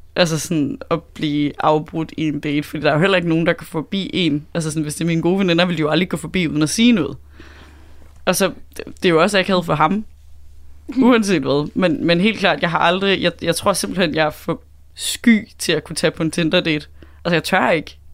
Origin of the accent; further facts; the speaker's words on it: Southern Jutland, Southern Denmark, Denmark; kommer fra Sønderjylland